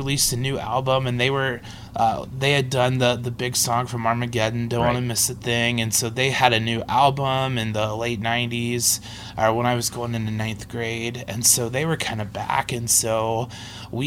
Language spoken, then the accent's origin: English; Cincinnati, Ohio, United States; moved away; also born or lived in Minneapolis / Fort Wayne; growing up in Cincinnati